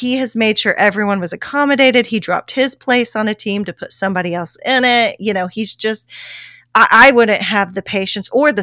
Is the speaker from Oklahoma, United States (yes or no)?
yes; Oklahoma, United States; I'm from Oklahoma.